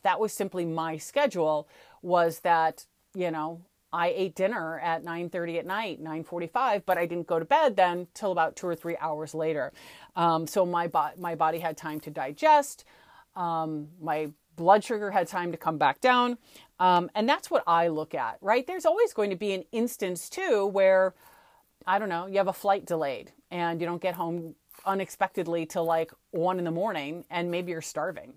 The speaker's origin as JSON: {"language": "English", "town": "St. Louis", "region": "Missouri", "country": "United States", "tie": "born or raised there", "said": "Where I grew up in Saint Louis, we say aunt"}